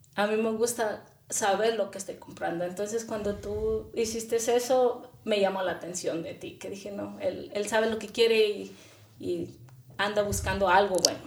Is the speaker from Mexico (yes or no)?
yes; Chihuahua, Mexico; moved away as an adult; now in United States; Yo soy originalmente de Chihuahua, México, y me vine casi a la edad de los 18 años, justamente después de que terminé